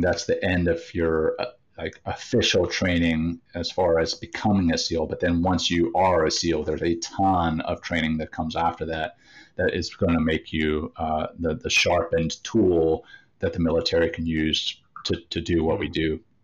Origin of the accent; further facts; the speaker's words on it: Louisiana, United States; growing up in Louisiana